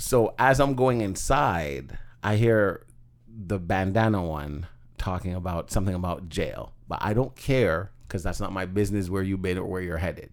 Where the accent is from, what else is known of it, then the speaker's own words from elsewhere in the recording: Toronto, Ontario, Canada; I grew up in Scarborough